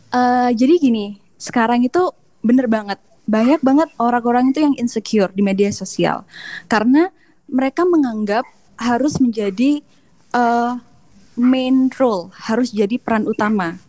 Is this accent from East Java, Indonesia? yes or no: yes; Jember, East Java, Indonesia; moved away as an adult; now in Taiwan; aku beneran dari kampung kalau misalnya Jember